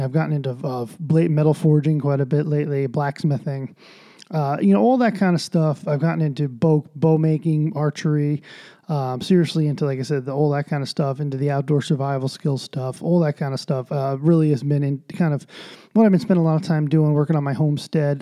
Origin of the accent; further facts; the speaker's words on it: United States; as an American